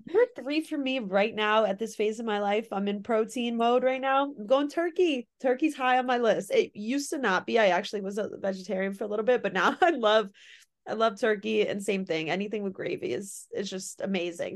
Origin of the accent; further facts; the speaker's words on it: Connecticut, United States; I'm from Connecticut